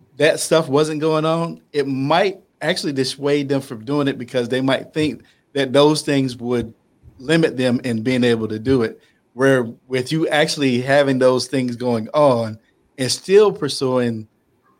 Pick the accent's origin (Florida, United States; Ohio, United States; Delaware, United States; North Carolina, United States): North Carolina, United States; I'm from North Carolina. We had 100 degrees with 150% humidity when I was a kid.